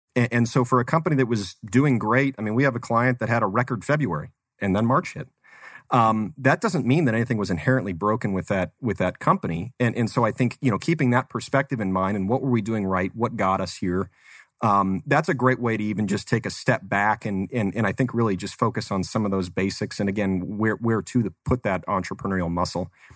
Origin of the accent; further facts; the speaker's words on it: Phoenix, Arizona, United States; also born or lived in Tucson; Arizona native, so born, born and raised in the Phoenix area